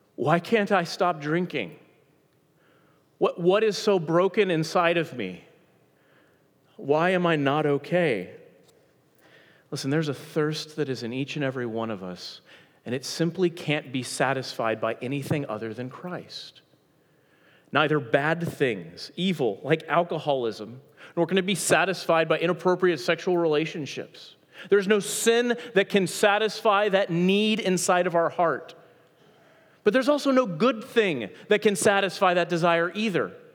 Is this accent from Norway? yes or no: no; Dallas, Texas, United States; I'm from Dallas, Texas. I grew up uh, on the north side of Dallas in Carrollton and the Colony and Frisco.